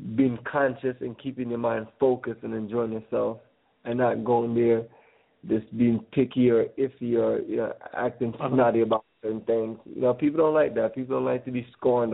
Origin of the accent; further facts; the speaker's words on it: Kingston, Jamaica; now in Atlanta, United States; I was born in Kingston, Jamaica. I live here right now on the south side of Atlanta.